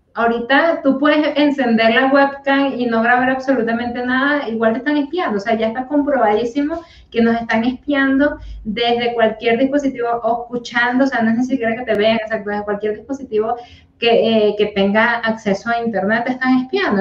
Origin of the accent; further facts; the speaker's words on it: Colombia; moved away; las colombianas somos, las personas colombianas somos un poquito más risueñas